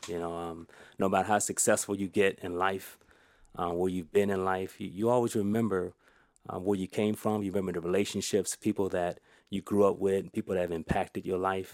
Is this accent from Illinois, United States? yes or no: yes; Elgin, Illinois, United States; I'm an Elgin knight, you know, so I was, wasn't born in Elgin, but I was raised in Elgin all of my life.